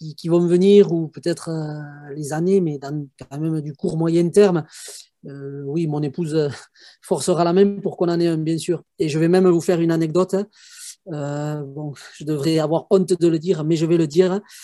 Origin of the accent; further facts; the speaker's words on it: Haute-Soule, Basque Country, Pyrénées-Atlantiques, Nouvelle-Aquitaine, France; je suis du Pays Basque, dans la province de Haute-Soule, donc dans les Pyrénées-Atlantiques